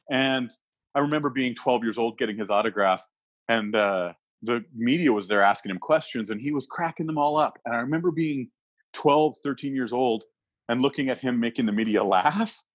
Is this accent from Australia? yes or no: no; Canada; So even if somebody was a Trump fan, as a Canadian, that's a human being.